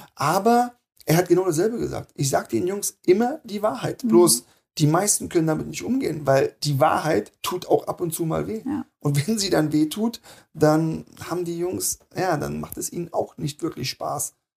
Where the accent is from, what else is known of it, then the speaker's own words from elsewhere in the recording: near Wernigerode, Saxony-Anhalt, Germany; also born or lived in Wolfsburg; now in Berlin, Germany; Ich komme nicht aus der Nähe von Wernigerode